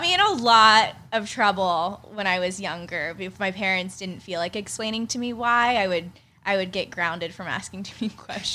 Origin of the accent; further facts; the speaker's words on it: Pittsburgh, Pennsylvania, United States; moved away as an adult; now in San Diego, United States; I grew up in Pittsburgh, which is a huge, huge sports town